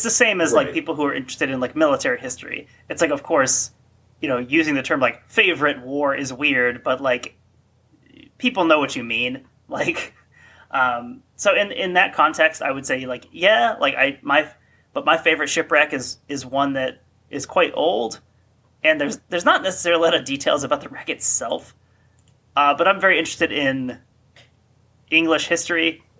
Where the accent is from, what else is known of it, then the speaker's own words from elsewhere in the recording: Cincinnati, Ohio, United States; I was born in the Cincinnati area